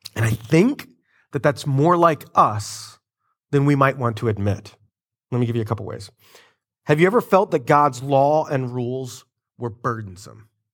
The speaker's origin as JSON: {"language": "English", "country": "United States", "said": "us, uh, Americans"}